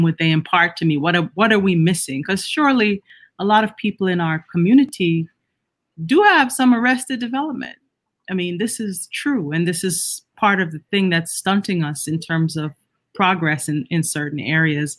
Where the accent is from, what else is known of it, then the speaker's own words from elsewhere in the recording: Jamaica; I'm Jamaican and a Caribbean too